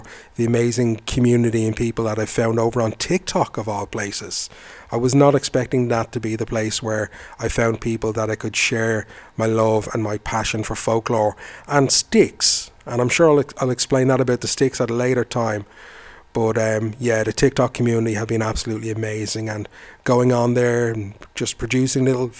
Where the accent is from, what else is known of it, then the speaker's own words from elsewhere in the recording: Ireland; I am a storyteller from Ireland.